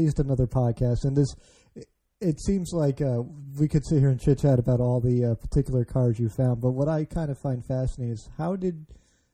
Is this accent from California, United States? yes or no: no; Chicago, Illinois, United States; moved away as an adult; now in Maryland, United States; I grew up in Chicago, you know, just outside, rather, and I moved out here to the East Coast, you know, around the time I turned 21